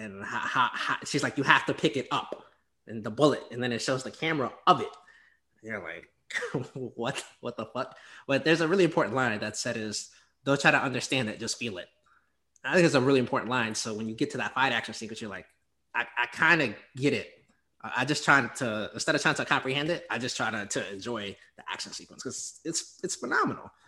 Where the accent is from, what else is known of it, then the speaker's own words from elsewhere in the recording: the South, United States; I'm from the South